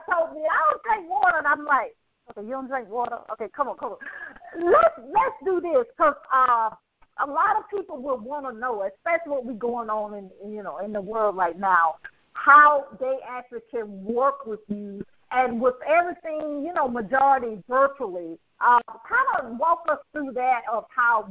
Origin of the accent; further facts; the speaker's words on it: Birmingham, Alabama, United States; moved away; also born or lived in Atlanta; originally from Birmingham, Alabama.